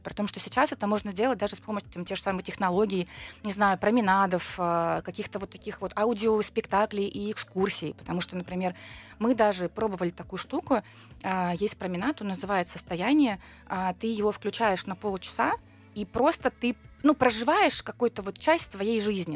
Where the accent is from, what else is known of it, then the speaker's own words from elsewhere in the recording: Siberia, Russia; also born or lived in Barnaul; now in Moscow, Russia; как человек, который из Сибири